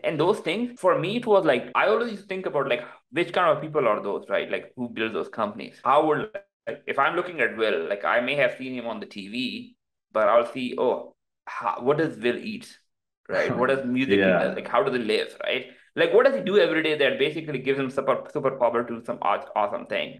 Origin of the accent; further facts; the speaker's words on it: Pakistan; now in United States; my background is like I came from Pakistan